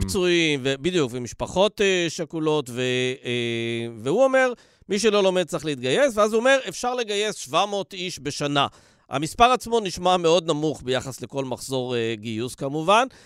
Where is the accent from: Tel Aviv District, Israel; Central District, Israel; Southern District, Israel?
Southern District, Israel; Dimona; בילדותי, בדימונה